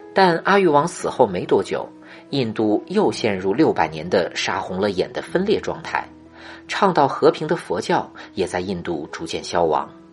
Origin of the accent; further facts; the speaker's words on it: China; 我们中国人